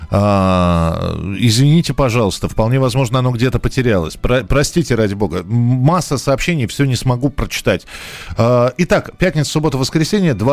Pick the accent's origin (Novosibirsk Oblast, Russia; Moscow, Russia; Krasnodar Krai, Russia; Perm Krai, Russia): Moscow, Russia; так как я рос в Москве, собирали мы грибы в Подмосковье.